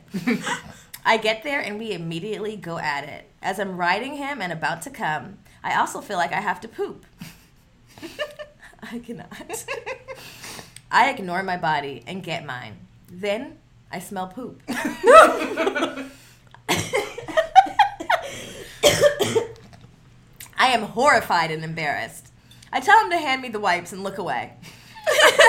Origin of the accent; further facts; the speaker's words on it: United States; growing up in the Valley, being, like, one of three black people